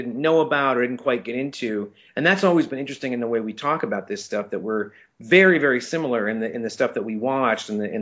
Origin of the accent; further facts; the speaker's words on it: Saint Paul, Minnesota, United States; I'm from St. Paul, Minnesota. That's where I was born. And so I grew up in the Midwest